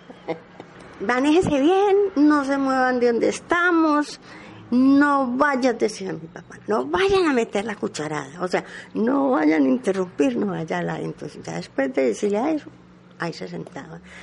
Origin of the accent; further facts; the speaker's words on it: Medellín, Antioquia, Colombia; yo nací en Manrique, en plena 45, junto a los teatros de Manrique, allá, allá nací. Pero de a los 5 años mi papá mm, cambió la casa